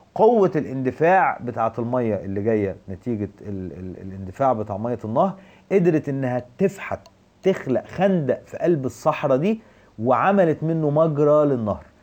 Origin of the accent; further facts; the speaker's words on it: Egypt; الدولة المصرية